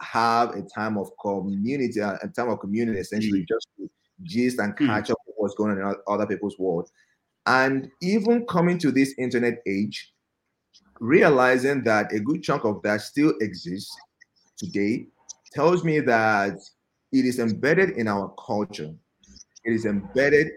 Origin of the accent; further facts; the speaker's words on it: Nigeria; living in Nigeria, growing up in Nigeria